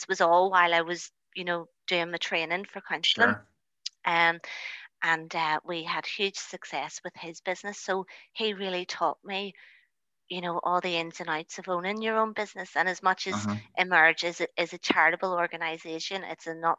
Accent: Lisburn, Northern Ireland, United Kingdom; also born or lived in North Belfast; I am originally from the Lisburn area

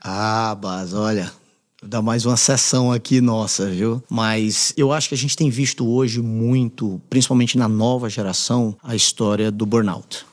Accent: Fortaleza, Ceará, Brazil; moved away as an adult; also born or lived in United States; now in São Paulo, Brazil; venho do Ceará, de Fortaleza

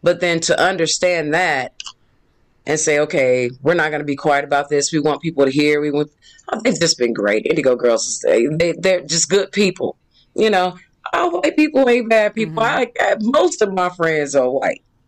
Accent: Indianapolis, Indiana, United States; moved away as an adult; also born or lived in Mississippi; now in Atlanta, United States; family moved to Indianapolis

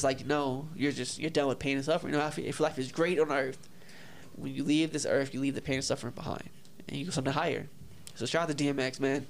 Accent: Long Beach, California, United States; Yeah, because I'm from Northside, Long Beach. Northside.

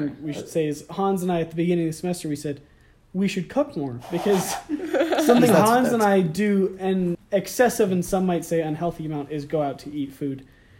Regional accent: Los Altos, California, United States; I'm from Los Altos, California.

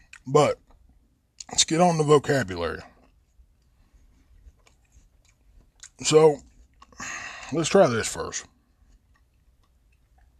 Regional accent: Logan, West Virginia, United States; moved away as an adult; also born or lived in Mingo County, West Virginia; I'm originally from Logan, but I live here now

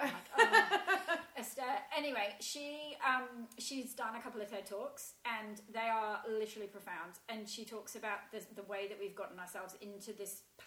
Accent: England, United Kingdom; moved away as an adult; now in Australia; As an English person

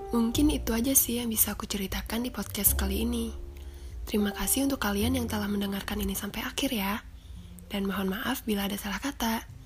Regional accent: Tangerang, Banten, Indonesia; Aku asalnya dari Tangerang.

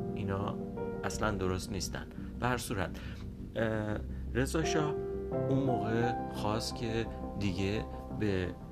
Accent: Iran; moved away; اکثرا ایرانی های خارج از ایران

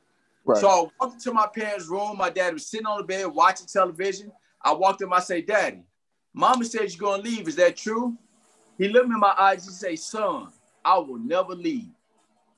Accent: Houston, Texas, United States; now in Dallas, United States; I'm from Houston, man. I grew up on the streets of Houston, single parent home

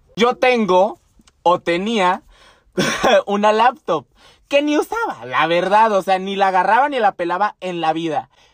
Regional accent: Temoris, Chihuahua, Mexico; also born or lived in Chínipas, Chihuahua; Yo nací en Chinipas, Chihuahua, orgullosamente. Y el pueblo donde viví que siempre les hablo se llama Temoris, Chihuahua

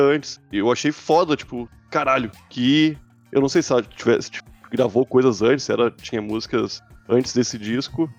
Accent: Porto Alegre, Rio Grande do Sul, Brazil; eu sou de Porto Alegre

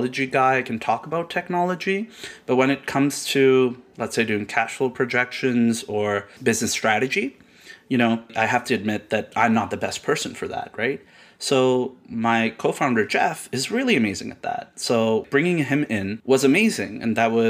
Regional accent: Karachi, Sindh, Pakistan; moved away as an adult; now in Canada; I was born in Karachi, Pakistan. And I grew up there. I lived there till I was 19.

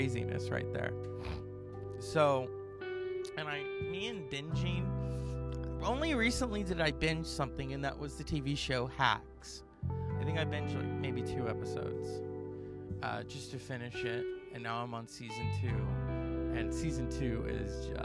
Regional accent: United States; as an American

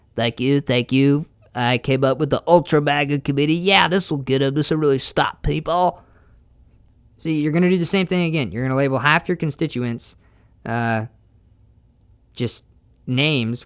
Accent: United States

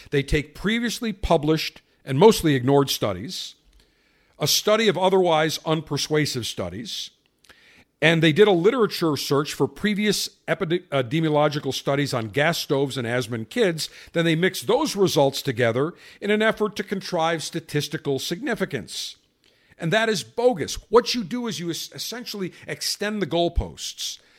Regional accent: Buffalo, New York, United States; when I grew up in Buffalo, had an electric oven

